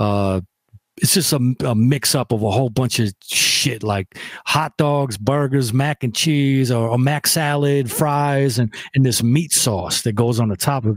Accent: Rochester, New York, United States; also born or lived in Buffalo, New York; I'm from Rochester

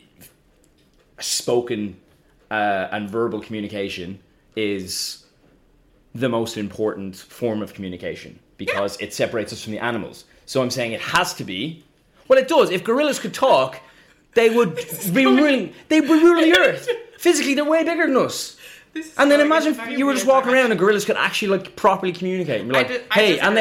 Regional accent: Ireland; being Irish

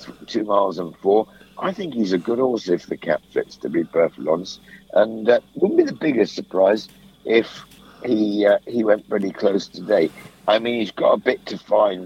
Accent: Holwell, South West England, United Kingdom; also born or lived in near Wool; I was born near Wincanton, a place called Holwell.

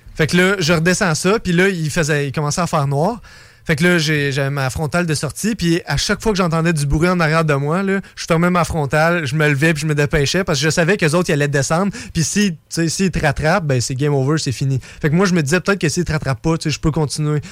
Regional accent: Canada; je suis canadien

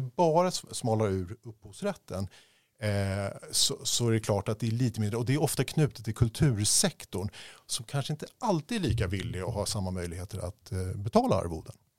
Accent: Stockholm, Stockholm County, Sweden; also born or lived in Uppsala / Los Angeles, United States; Uppsala där jag föddes. Men jag växte upp i Bromma

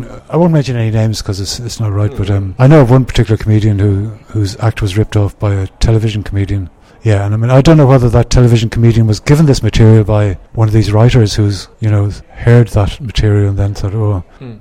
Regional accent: Ireland; moved away; being Irish

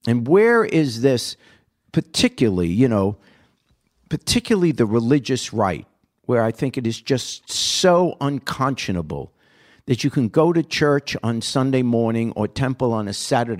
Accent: New York, United States; I grew up in New York. You know, everyone talked like Bernie. I talked like Bernie back then

